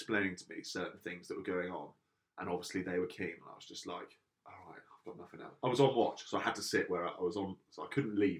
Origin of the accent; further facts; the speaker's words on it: Portsmouth, South East England, United Kingdom; I'm from Portsmouth.